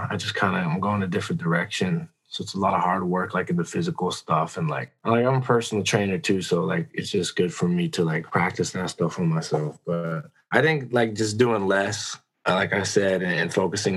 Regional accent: United States; now in Vancouver, Canada; I am an American.

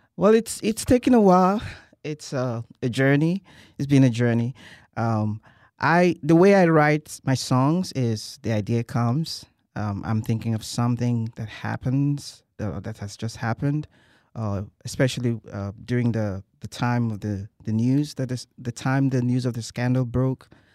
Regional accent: Nigeria; moved away as an adult; now in College Station, United States; I'm originally from Nigeria

